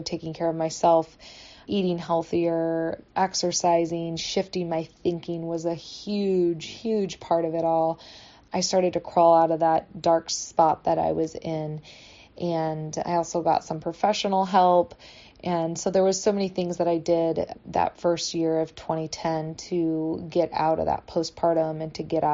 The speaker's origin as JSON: {"language": "English", "region": "Michigan", "country": "United States", "tie": "born or raised there", "moved": "yes", "lives_now": "California, United States", "said": "I grew up in Michigan"}